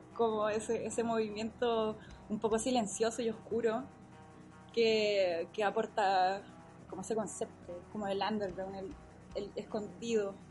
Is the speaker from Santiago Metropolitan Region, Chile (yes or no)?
yes; Lo Barnechea, Santiago Metropolitan Region, Chile; soy del Cerro 18 de los Barnechea.